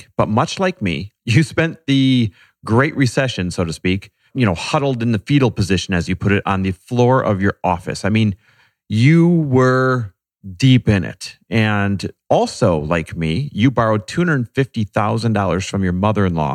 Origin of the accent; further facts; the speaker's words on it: Wisconsin, United States; I'm Midwest born and raised, Wisconsin area